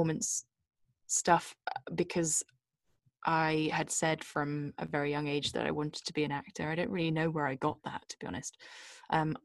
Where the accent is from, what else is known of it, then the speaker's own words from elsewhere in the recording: Bristol, South West England, United Kingdom; I was born in a city in the west of England called Bristol.